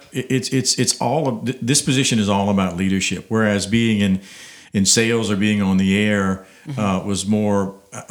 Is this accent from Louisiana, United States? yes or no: yes; Abbeville, Louisiana, United States; I know the community. I grew up in Abbeville